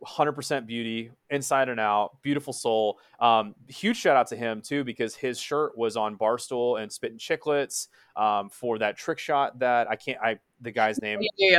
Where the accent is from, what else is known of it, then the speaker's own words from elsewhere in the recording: Dallas, Texas, United States; I'm from Dallas, Texas